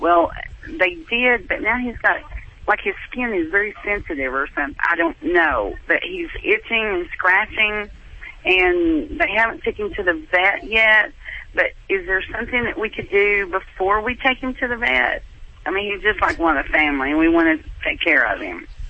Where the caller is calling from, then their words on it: Tennessee, United States; I'm calling from Tennessee